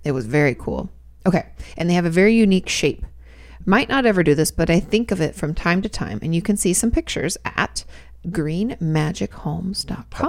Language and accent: English; Washington, United States; also born or lived in California; now in Texas, United States; I grew up in Washington State, where there's plenty of rain